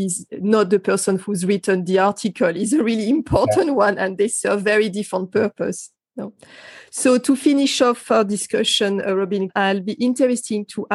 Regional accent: France; moved away; my home country in France

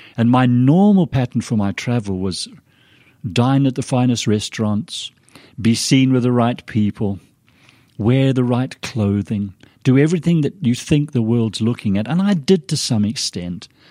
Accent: Zimbabwe; accent: British, a little confused accent; moved away as an adult; also born or lived in Scotland; now in Idaho, United States; My, my mum and dad left Scotland when I was a three-year-old, and went to Rhodesia. My dad was an engineer on the railroad system to help develop the railroads in the Rhodesias. So I grew up in Africa

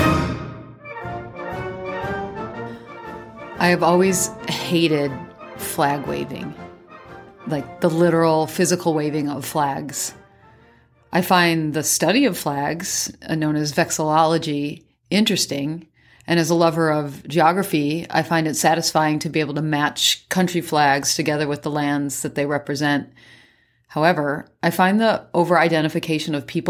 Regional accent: Midwest, United States; moved away as an adult; also born or lived in Turkey; When I grew up in the Midwest

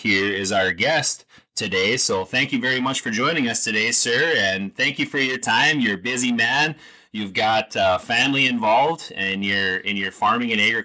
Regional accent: Warwick, North Dakota, United States; I'm sitting here just north of my hometown of Warwick

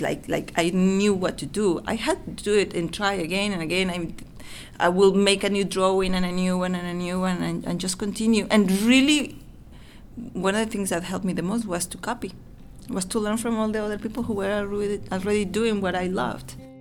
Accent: Mexico; English is a second language; moved away as an adult; now in United States; I grew up in Mexico

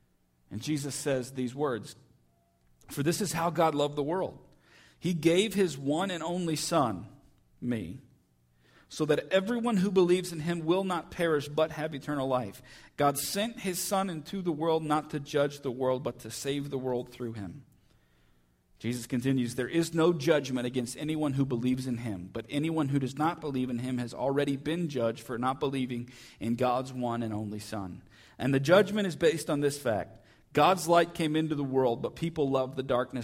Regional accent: United States; we're from Jefferson County

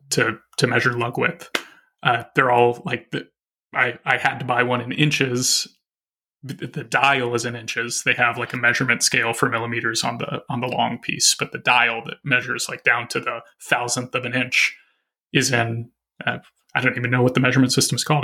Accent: Arkansas, United States; moved away as an adult; now in Minneapolis, United States; I grew up in Arkansas

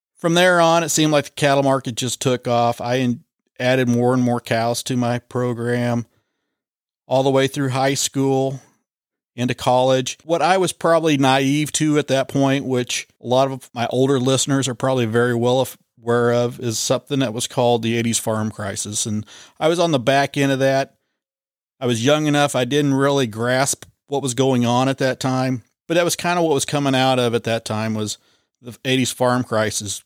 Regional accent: Linn, Kansas, United States; I grew up in the Lynn area

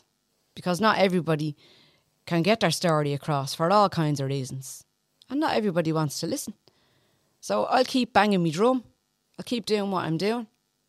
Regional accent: Dublin, Leinster, Ireland; Oh, I'm from the Liberties, going back a long time now.

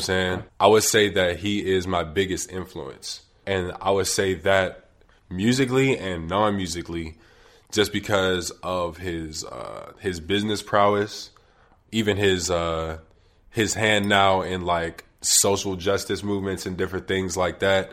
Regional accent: Wilkinsburg, Pennsylvania, United States; I'm from Wilkinsburg, which is a borough to the far east of Pittsburgh, right before you hit Monroeville

